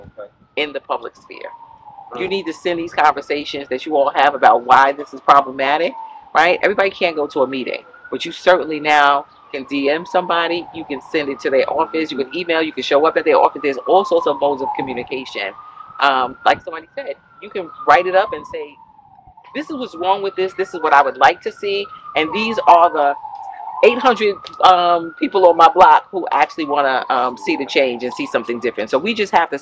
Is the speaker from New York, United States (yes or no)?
yes; New York City, New York, United States; We are from Bedford-Stuyvesant